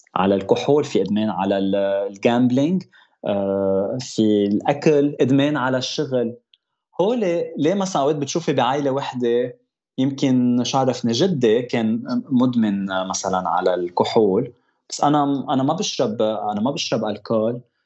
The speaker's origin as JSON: {"language": "Arabic", "country": "Lebanon", "tie": "born or raised there", "moved": "yes", "lives_now": "Toronto, Canada", "said": "انا خلقت بلبنان جيت على تورونتو"}